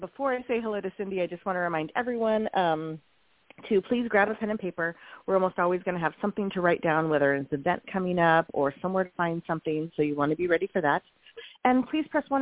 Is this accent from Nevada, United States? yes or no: no; Montana, United States; moved away; I grew up in Montana